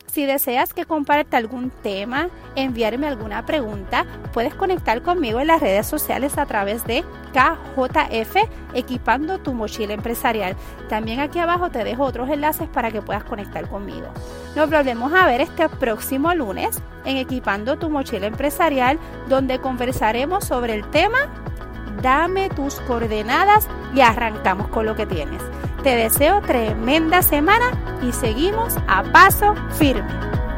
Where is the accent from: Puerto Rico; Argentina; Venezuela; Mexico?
Puerto Rico; San Juan; soy puertorriqueña, nacida en la capital de San Juan, Puerto Rico